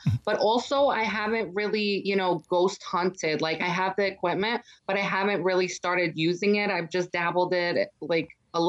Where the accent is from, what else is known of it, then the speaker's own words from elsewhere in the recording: New York City, New York, United States; From New York City.